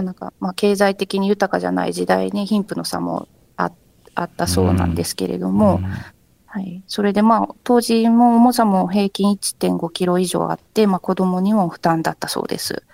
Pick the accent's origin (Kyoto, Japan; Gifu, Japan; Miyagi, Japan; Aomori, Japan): Kyoto, Japan; 私も京都出身で、はい、えっと、今も京都に住んでいるんですけれども